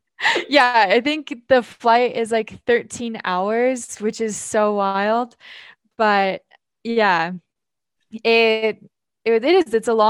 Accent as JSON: {"language": "English", "town": "Filer", "region": "Idaho", "country": "United States", "tie": "born or raised there", "said": "I'm from Idaho. I'll start there. Mm-hmm. I'm from a small town in Filer, Idaho, and I grew up in what you could say is a toxic environment."}